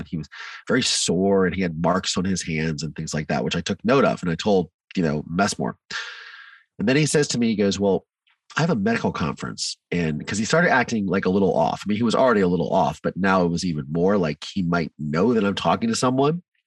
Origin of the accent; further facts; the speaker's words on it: Mansfield, Ohio, United States; also born or lived in Virginia; I grew up in Ohio in a small town called Mansfield